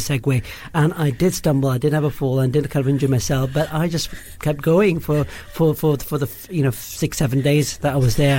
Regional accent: Kuwait; moved away as an adult; also born or lived in Karachi, Pakistan; now in United Kingdom; I did all my sort of schooling in Kuwait, born brought up there

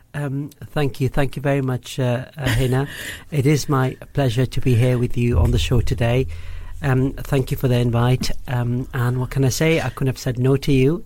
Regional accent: Kuwait; moved away as an adult; also born or lived in Karachi, Pakistan; now in United Kingdom; I did all my sort of schooling in Kuwait, born brought up there

